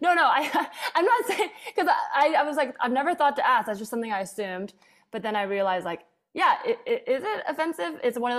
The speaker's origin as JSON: {"language": "English", "town": "Palo Alto", "region": "California", "country": "United States", "tie": "born or raised there", "also_born_or_lived": "New York", "moved": "as an adult", "said": "I grew up in Palo Alto"}